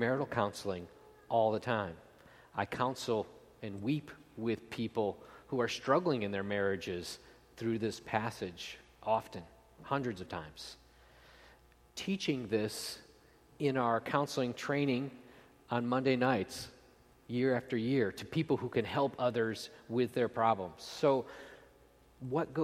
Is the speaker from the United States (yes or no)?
yes; outside of Buffalo, Western New York, United States; I grew up in Western New York, outside of Buffalo